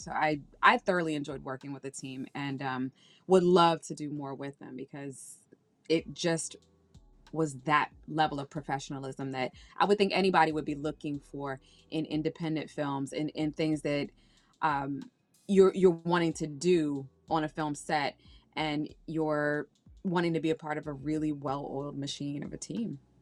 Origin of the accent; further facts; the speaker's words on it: Washington, District of Columbia, United States; moved away as an adult; also born or lived in Nevis / Saint Kitts; now in New York, United States; I was born and raised in Washington, D C